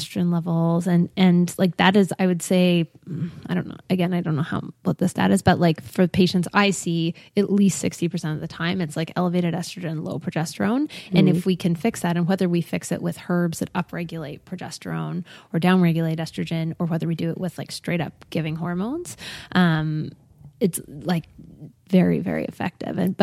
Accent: Braeside, Ontario, Canada; I grew up like outside of Aaron Pryor in Braeside

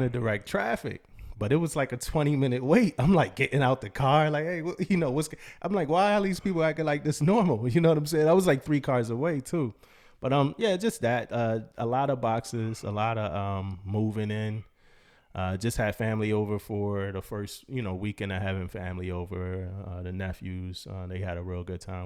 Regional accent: East Coast, United States; moved away as an adult; also born or lived in San Diego, California; I'm from the East Coast

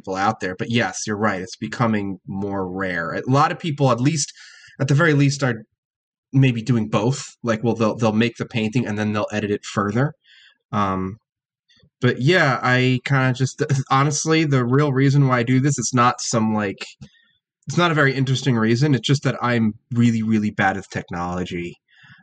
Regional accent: New Jersey, United States; where I grew up in New Jersey

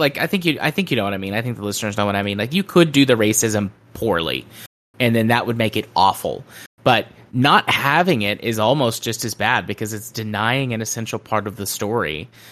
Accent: the South, United States; I'm from the South

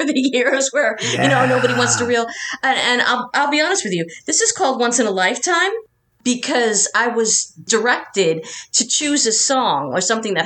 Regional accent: Long Island, New York, United States; And I grew up on Long Island

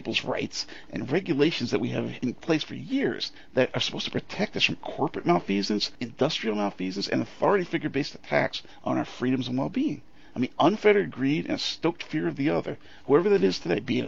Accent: United States; I've lived here all my life

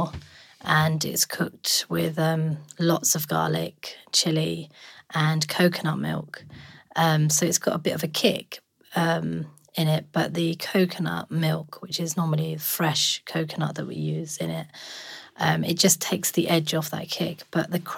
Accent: Bournemouth, South West England, United Kingdom; I'm from Bournemouth

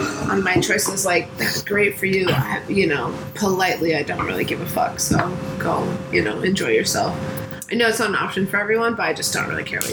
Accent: Houston, Texas, United States; moved away; I grew up in Houston

